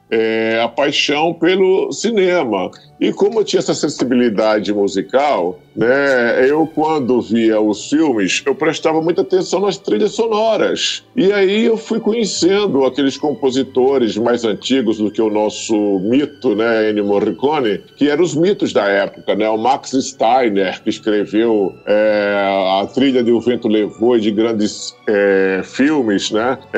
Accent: interior of Paraíba, Brazil; moved away as an adult; now in Rio de Janeiro, Brazil; Eu nasci na Paraíba, né? No interior

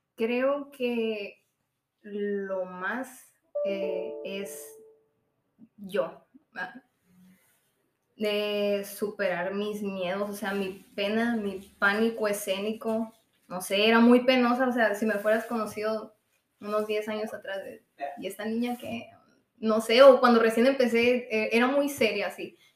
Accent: Trincheras, Sonora, Mexico; also born or lived in Hermosillo; yo nací aquí en Hermosillo y me fui a vivir allá a Trincheras, ahí viví pues mi niñez. A los 10 años eh, me vine a vivir a Hermosillo

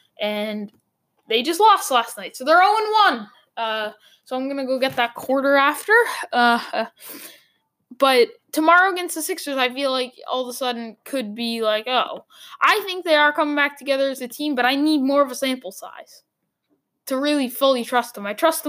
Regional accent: Boston, Massachusetts, United States; I'm from Boston.

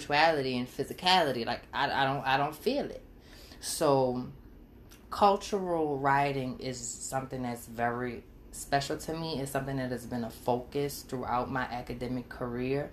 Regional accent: New Orleans, Louisiana, United States; I'm from New Orleans, Louisiana, specifically the Seventh Ward. And I take a lot of pride in who I am and where I come from

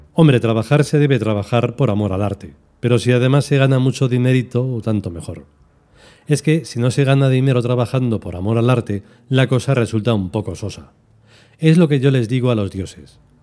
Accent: Spain; soy español

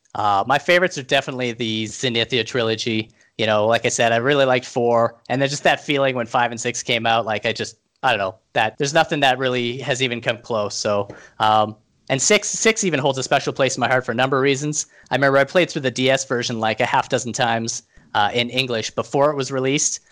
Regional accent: Canada; being Canadian

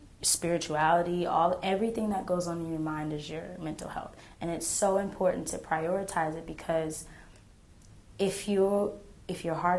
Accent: Texas, United States; born there; also born or lived in Kansas / Oklahoma / South Carolina; So I like to tell people I was born and raised everywhere. I was born in Texas. I then moved to Kansas, then I moved to Oklahoma, then I moved to South Carolina, and now I'm back in Texas and Oklahoma

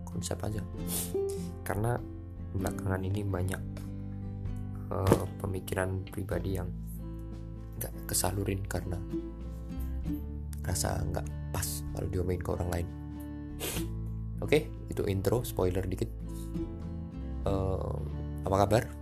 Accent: Surakarta, Central Java, Indonesia; ya walaupun ini udah PPKM level 3 ya aku orang Solo.

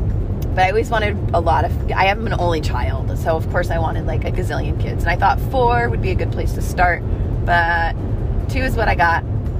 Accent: Cos Cob, Connecticut, United States; now in Atascadero, United States; Grew up in Cosco Cob, Connecticut.

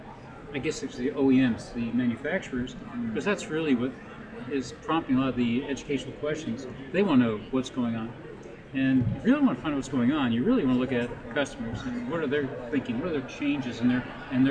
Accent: New Jersey, United States; also born or lived in Canada; I'm from Jersey

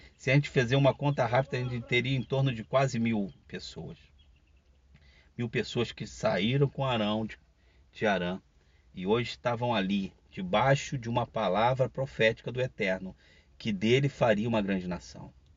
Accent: Rio de Janeiro, Brazil; eu sou carioca, estou falando do Rio de Janeiro

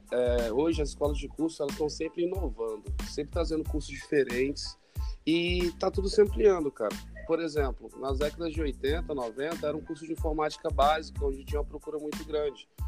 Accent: Brasília, Federal District, Brazil; Não, não. Sou de Brasília, Distrito Federal.

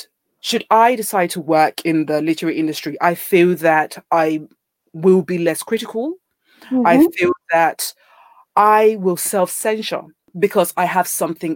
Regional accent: Nigeria; moved away as an adult; now in United Kingdom; born and raised in Nigeria

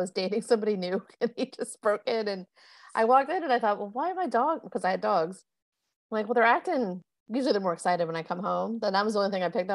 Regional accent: South Florida, United States; moved away; I grew up in South Florida

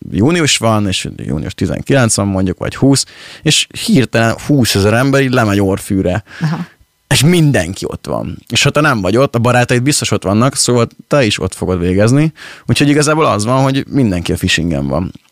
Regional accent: Pécs, Baranya, Hungary; moved away as an adult; now in Budapest, Hungary; mi, mi, mi pécsi gyerekek vagyunk, és, és az örökre így is lesz

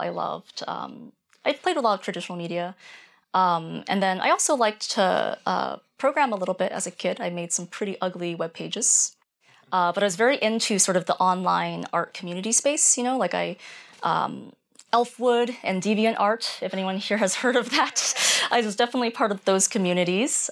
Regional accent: rural Maine, United States; I grew up in rural Maine

